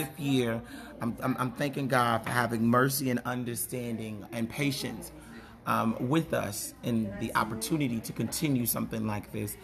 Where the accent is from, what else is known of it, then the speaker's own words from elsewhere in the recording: Chicago, Illinois, United States; moved away; also born or lived in Tennessee; I'm born and raised in Chicago, and I moved to Tennessee